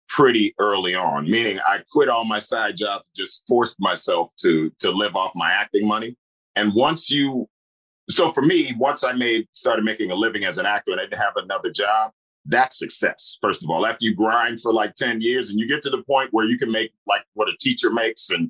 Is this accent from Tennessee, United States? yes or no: no; Chicago, Illinois, United States; moved away as an adult; also born or lived in New York; now in Los Angeles, United States; Right now, I'm in Chicago, my hometown, hanging out for a little while. But I'm based in L.A.